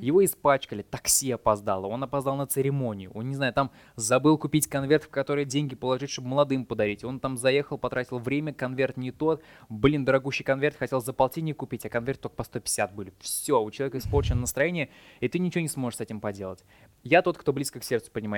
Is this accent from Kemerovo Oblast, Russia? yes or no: no; Saint Petersburg, Russia; moved away as an adult; Я сам из Питера